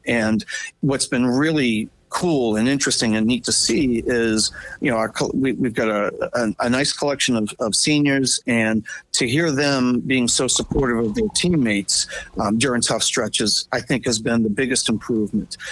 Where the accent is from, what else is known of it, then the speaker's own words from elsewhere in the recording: New England, United States; moved away; I'm from New England